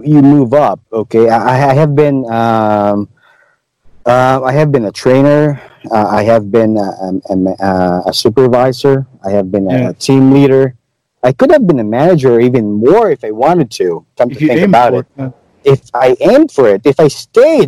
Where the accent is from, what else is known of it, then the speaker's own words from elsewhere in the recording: Cadiz, Western Visayas, Philippines; moved away; Being a native of Negros, okay, I came from Cadiz City.